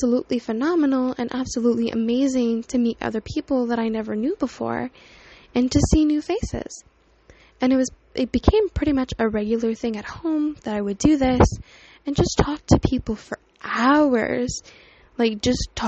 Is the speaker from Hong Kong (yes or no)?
no; Canada; So I live in Canada. I was born in Canada, born and raised